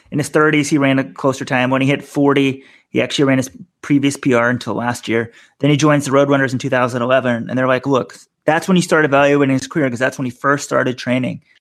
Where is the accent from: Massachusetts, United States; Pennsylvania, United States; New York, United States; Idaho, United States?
New York, United States; New York City; I'm a New Yorker now living in the city.